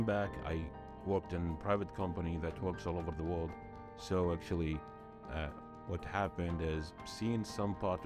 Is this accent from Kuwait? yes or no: yes; Kuwait; I'm from Kuwait